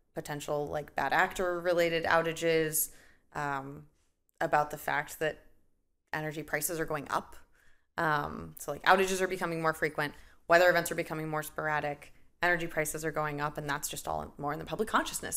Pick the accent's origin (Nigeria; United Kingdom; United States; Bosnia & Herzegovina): United States; Nebraska; also born or lived in Boston; now in Chicago, United States; I'm a Midwestern uh, Midwesterner at heart and birth, so I grew up in Nebraska and then moved out to Boston